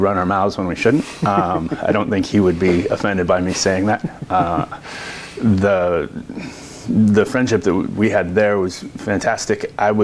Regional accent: Silverton, Oregon, United States; also born or lived in Los Angeles; I grew up over by Silverton on the east side of the valley, moved to Los Angeles to go to college

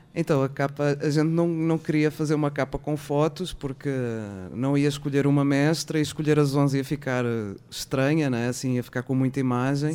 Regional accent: Portugal; also born or lived in São Paulo, Brazil; now in Brazil; como portuguesa

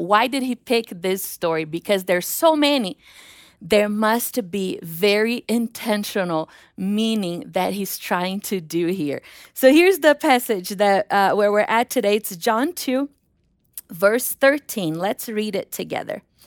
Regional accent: Brazil; moved away; the airport in Rio because my hometown is three hours away

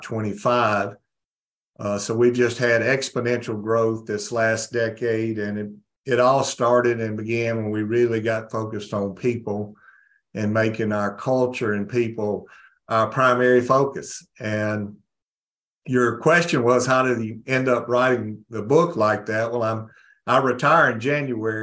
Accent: North Mississippi, United States; I was raised in North Mississippi

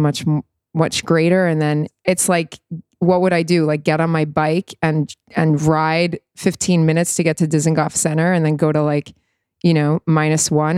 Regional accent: New York, United States; moved away as an adult; now in Tel Aviv, Israel; I'm a native New Yorker

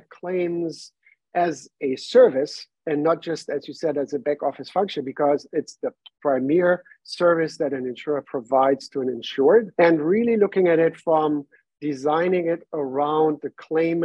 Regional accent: Germany; English is a second language; moved away as an adult; now in New York, United States; I was born and raised in Germany, came over to the US in 2017, moved to New York at that time

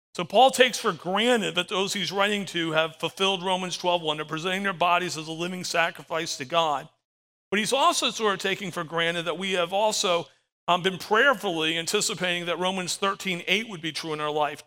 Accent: Florida, United States; I'm from Florida, 10 minutes from the beach

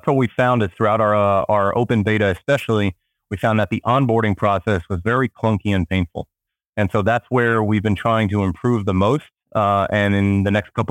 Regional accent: Israel; also born or lived in Miami, United States; now in New York, United States; I currently live in New York, although I'm originally from Israel and lived for a very long time in Miami.

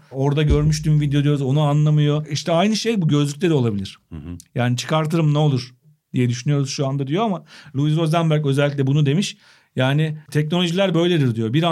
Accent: Turkey; Gerçek Türk'üm

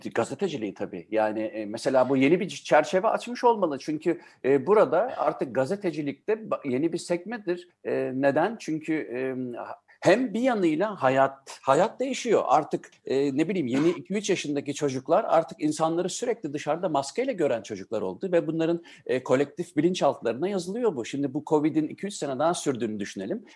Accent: Germany; benim babam Almanya'ya gastarbeiter olarak gittiğinde ben işte o yüzden zaten Almanya'da doğdum.

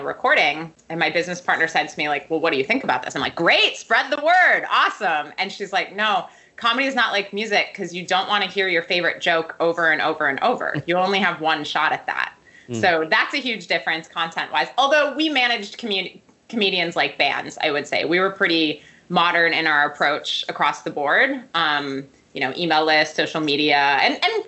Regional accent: Milwaukee, Wisconsin, United States; moved away; I'm originally from Wisconsin

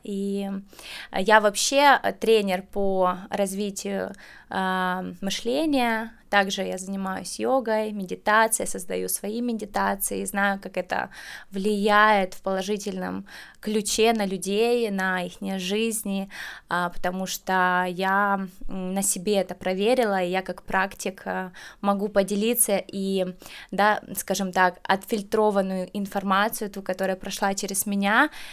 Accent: Kyiv, Ukraine; now in Netherlands; я из Украины

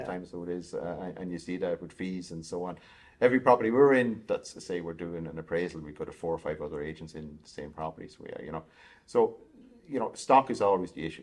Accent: Kells, Leinster, Ireland; moved away; also born or lived in Galway / Edinburgh; I'm from Kells in County Meath, so farming background initially.

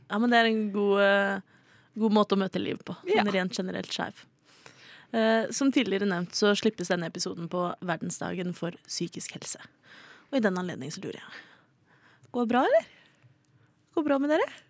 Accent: Oslo, Norway; jeg er fra Oslo

